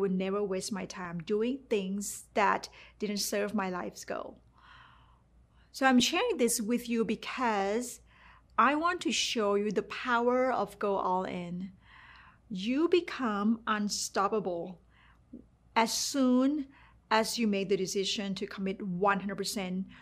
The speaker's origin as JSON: {"language": "English", "country": "Thailand", "tie": "born or raised there", "second_language": "English", "moved": "yes", "said": "while growing up in Thailand, I got a really good paid job"}